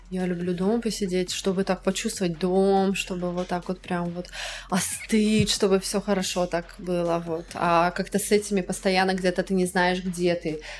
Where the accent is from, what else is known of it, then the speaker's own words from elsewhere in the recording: Russia; очень много людей думают, что я не из России.